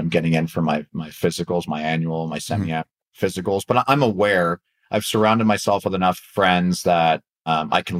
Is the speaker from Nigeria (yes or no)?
no; Canada; moved away as an adult; also born or lived in Anaheim, United States; now in United States; I'm a Canadian living in the U.S.